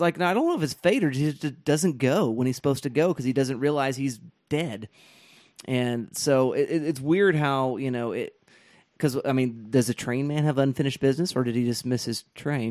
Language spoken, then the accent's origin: English; Southwest Oklahoma, United States; I grew up in Southwest Oklahoma.